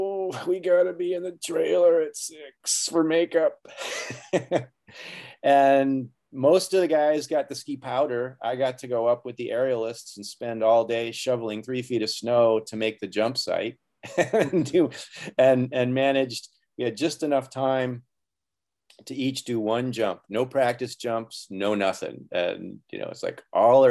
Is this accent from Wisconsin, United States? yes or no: yes; Wisconsin, United States; I was born and raised in Wisconsin